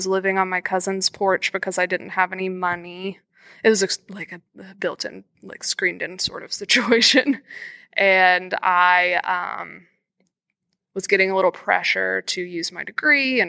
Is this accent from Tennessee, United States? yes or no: yes; Nashville, Tennessee, United States; also born or lived in Cincinnati; I'm from Nashville. I'm lucky to work in Nashville too, but I wanted to end up at home